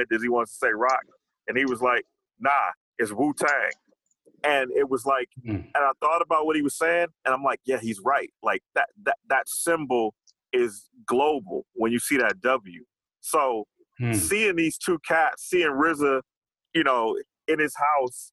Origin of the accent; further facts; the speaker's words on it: Los Angeles, California, United States; I'm from Los Angeles